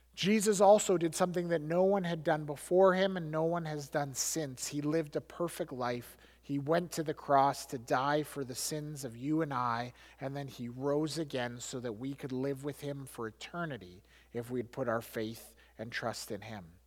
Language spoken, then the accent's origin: English; Alberta, Canada; I grew up in Alberta.